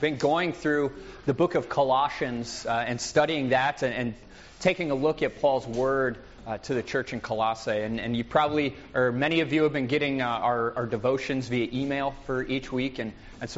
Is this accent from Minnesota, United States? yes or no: yes; Minnesota, United States; I'm from Minnesota, where we understate everything and it drives my wife insane